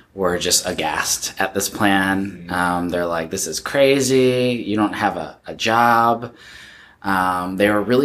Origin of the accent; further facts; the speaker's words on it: suburb of Chicago, Illinois, United States; moved away as an adult; also born or lived in rural Iowa; now in Portland, United States; I grew up in the Midwest, in a suburb of Chicago